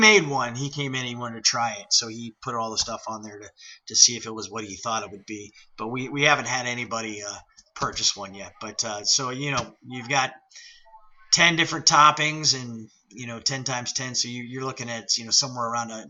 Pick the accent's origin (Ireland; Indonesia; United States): United States; Athens, Ohio; I'm not far from where I grew up. I grew up on Radford Road, which is out towards the Ohio, the Athens Country Club, excuse me. And I live about 2 miles from there.